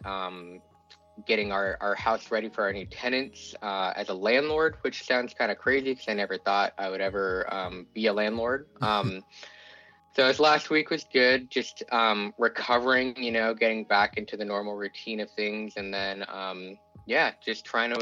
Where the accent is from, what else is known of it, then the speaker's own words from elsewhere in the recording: Seattle, Washington, United States; moved away as an adult; also born or lived in Tennessee; now in Hawaii, United States; growing up in Seattle and really just only knowing that place to be home